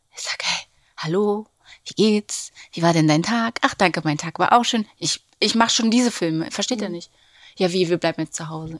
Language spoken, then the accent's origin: German; Berlin, Germany; wir sind aus Berlin